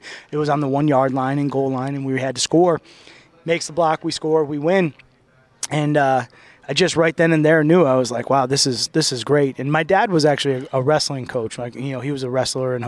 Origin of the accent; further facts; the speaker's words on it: Sherrill, New York, United States; I grew up in Central New York, right in between Syracuse and Utica, a small city called Sherrill, New York, right outside of Oneida, New York